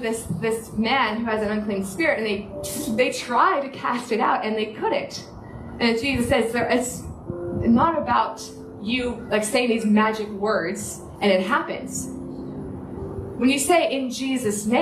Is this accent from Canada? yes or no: yes; Canada; moved away as an adult; now in Sunshine Coast, Australia; I'm Canadian